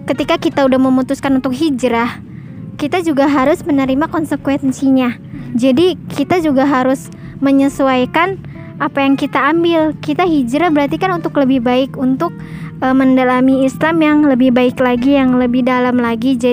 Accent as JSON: {"language": "Indonesian", "region": "Jakarta", "country": "Indonesia", "tie": "born or raised there", "said": "jadi dari kecil tuh gue udah di Jakarta jadi kalau pulang kampung tuh gue nggak punya temen"}